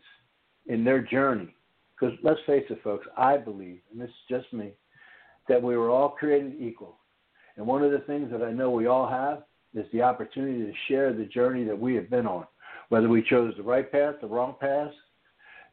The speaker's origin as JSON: {"language": "English", "town": "Norristown", "region": "Pennsylvania", "country": "United States", "tie": "born or raised there", "moved": "yes", "said": "I grew up in the Philadelphia area"}